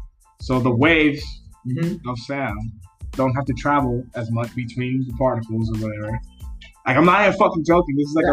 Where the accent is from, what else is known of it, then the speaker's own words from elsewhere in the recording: Miami, Florida, United States; moved away as an adult; I'm from Miami. Grew up there. Fucking half Dominican, half Nicaraguan.